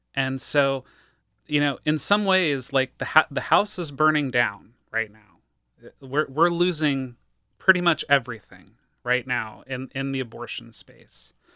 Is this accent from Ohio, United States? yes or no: yes; Ohio, United States; moved away; I hail from Ohio and spent about twenty years advocating there